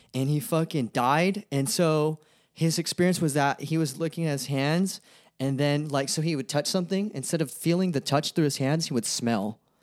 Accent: Stockton, California, United States; also born or lived in Sacramento; I grew up in Stockton. I was born in, I was born in Stockton.

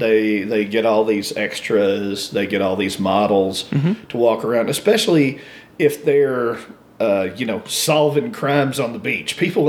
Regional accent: the South, United States; now in Denver, United States; obviously I was raised in the South

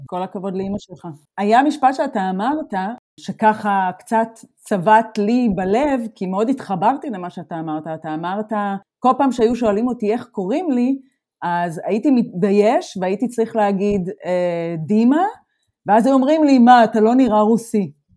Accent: Israel; accent: Israeli; moved away as an adult; now in Germany; זה המבטא שלי, המבטא שלי הוא ישראלי

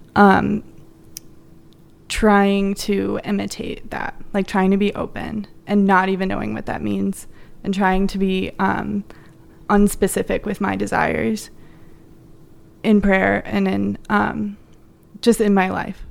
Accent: Joliet, Illinois, United States; moved away as an adult; also born or lived in Minnesota; I'm from, I'm from New Chicago originally

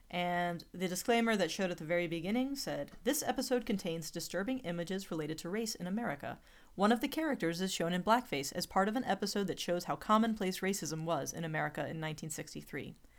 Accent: Alabama, United States; I'm from Alabama.

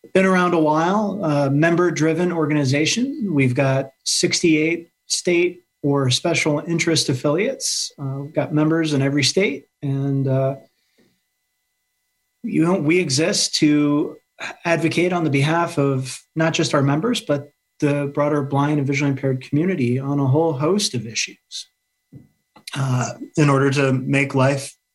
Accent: Dubuque, Iowa, United States; moved away as an adult; now in Alexandria, Virginia, United States; I was born and raised in Dubuque, Iowa, which is right along the Mississippi River

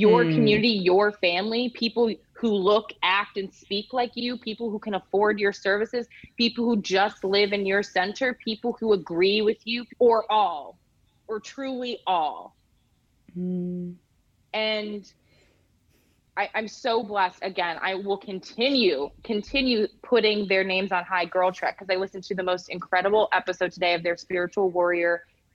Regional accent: United States; moved away as an adult; now in Denmark; an American living abroad

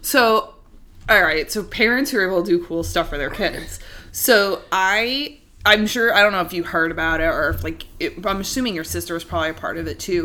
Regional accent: New York City, New York, United States; I'm from Queens

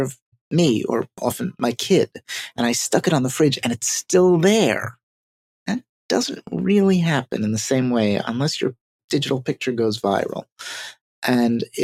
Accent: New York City, New York, United States; I am a New Yorker

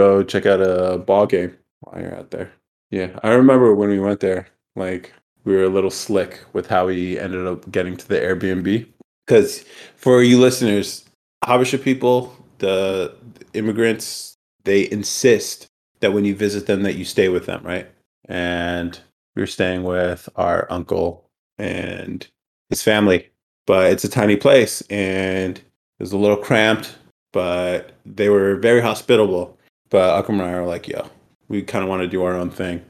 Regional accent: United States; I'm too American.

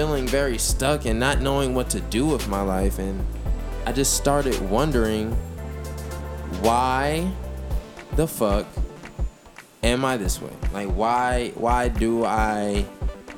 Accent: United States

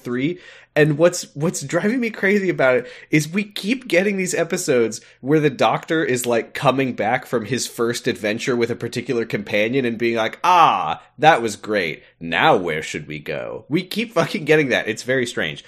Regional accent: United States; I'm American

